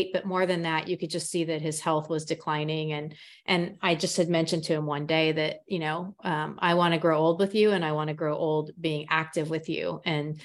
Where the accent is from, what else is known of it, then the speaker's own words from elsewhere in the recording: Emporia, Kansas, United States; I am an Emporian, this is my hometown